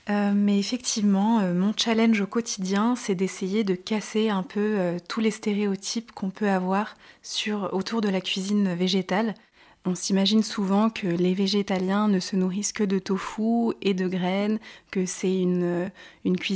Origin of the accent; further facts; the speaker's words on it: Grenoble, Auvergne-Rhône-Alpes, France; j'ai grandi à, à Grenoble, au cœur des Alpes, donc j'ai toujours été passionnée de nature et de montagne. j'ai des origines allemandes, ma grand-mère était allemande